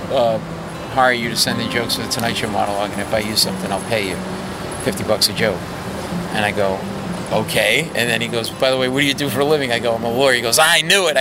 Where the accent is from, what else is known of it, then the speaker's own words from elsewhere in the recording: Providence, Rhode Island, United States; moved away as an adult; now in New York City, United States; I grew up in Providence, Rhode Island, you know, but I've been here since I graduated law school